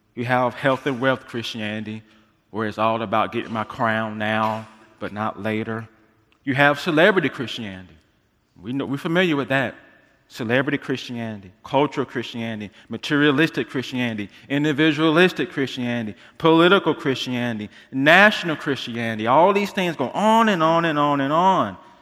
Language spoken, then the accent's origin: English; United States; being American believers